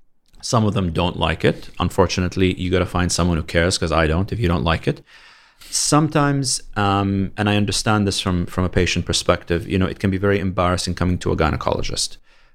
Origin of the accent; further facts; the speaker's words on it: London, United Kingdom; moved away as an adult; also born or lived in Canada; now in Saudi Arabia; I was born and brought up in London.